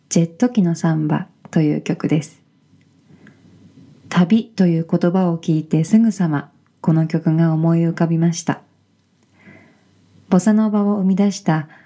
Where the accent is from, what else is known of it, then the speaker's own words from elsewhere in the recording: Shiga Kogen, northern Nagano Prefecture, Japan; now in Tokyo, Japan; 長野県の北部、志賀高原出身です。東京を拠点として